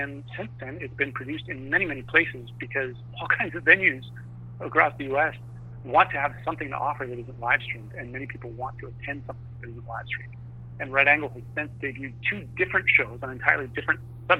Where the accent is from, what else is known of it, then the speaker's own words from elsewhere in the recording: Vancouver, British Columbia, Canada; also born or lived in Los Angeles; So I'm located in Vancouver, Canada. A year ago, I was living in L.A., but I'm originally from Vancouver